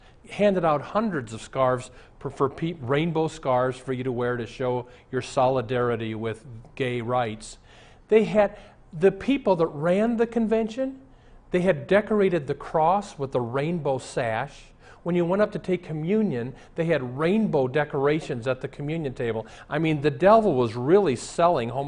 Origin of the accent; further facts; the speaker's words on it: Omaha, Nebraska, United States; moved away; I'm from Omaha. I was in Omaha recently. I'm very nostalgic. I wanted to walk through my old high school.